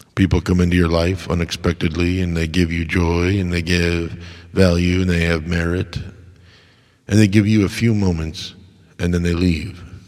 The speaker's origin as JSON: {"language": "English", "country": "United States", "said": "as an American"}